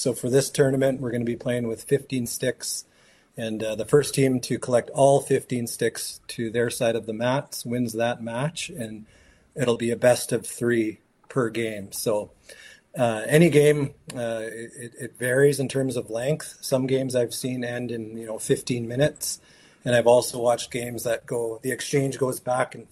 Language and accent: English; Fort Nelson, British Columbia, Canada; growing up in Fort Nelson in our community